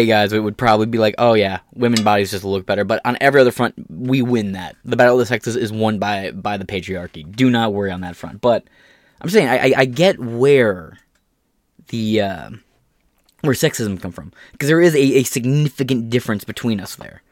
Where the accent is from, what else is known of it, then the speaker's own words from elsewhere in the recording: United States; We're all American, and we see ourselves as American